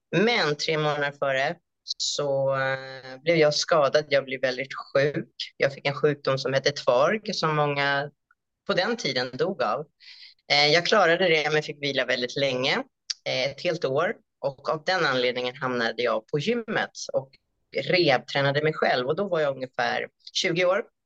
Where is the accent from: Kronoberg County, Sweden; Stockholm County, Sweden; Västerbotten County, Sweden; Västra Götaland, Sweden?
Stockholm County, Sweden; Stockholm; moved away as an adult; also born or lived in Cambodia; now in Australia; jag är ju uppvuxen och född i Stockholm i Sverige